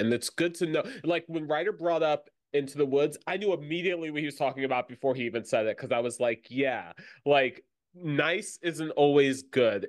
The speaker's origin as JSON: {"language": "English", "region": "Florida", "country": "United States", "tie": "born or raised there", "said": "growing up in Florida"}